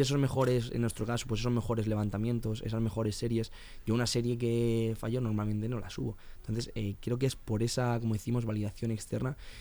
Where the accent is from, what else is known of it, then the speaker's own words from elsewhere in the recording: Alicante, Valencian Community, Spain; now in Madrid, Spain; yo soy de Alicante